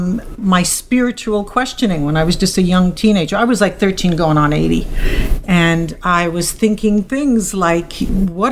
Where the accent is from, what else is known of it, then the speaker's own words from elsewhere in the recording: New York City, New York, United States; I come from the Bronx